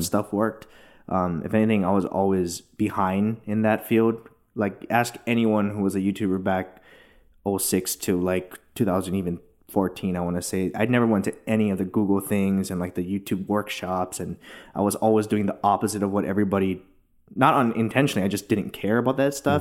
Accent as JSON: {"language": "English", "town": "Hilo", "region": "Hawaii", "country": "United States", "tie": "born or raised there", "moved": "yes", "lives_now": "Los Angeles, United States", "said": "I grew up in Hilo, Hawaii, super small town on the Big Island"}